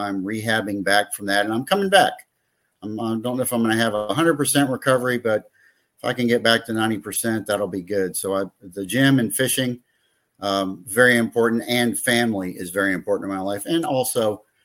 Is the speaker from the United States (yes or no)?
yes; Fort Pierce, Florida, United States; moved away as an adult; also born or lived in Kansas City; I'm back in my hometown, Fort Pierce